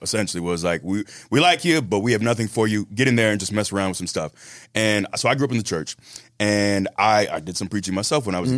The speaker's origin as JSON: {"language": "English", "town": "Tampa", "region": "Florida", "country": "United States", "said": "I'm from Tampa"}